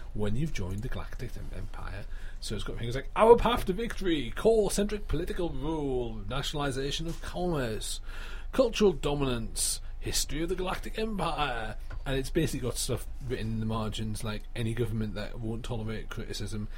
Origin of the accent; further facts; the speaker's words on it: United Kingdom; as a British person